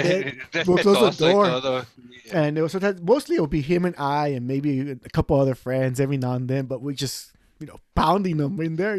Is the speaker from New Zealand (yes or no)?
no; Los Angeles, California, United States; growing up in East